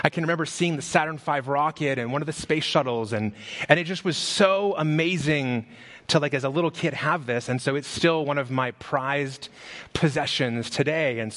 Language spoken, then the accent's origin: English; Las Vegas, Nevada, United States; I grew up in Las Vegas, and when I was, I don't know how old that is, five, six years old, it snowed in Las Vegas.